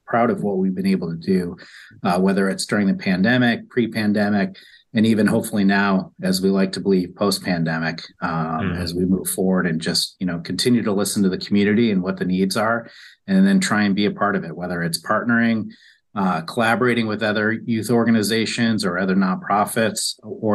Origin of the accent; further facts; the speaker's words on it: New York, United States; moved away as an adult; I grew up in New York, graduated from college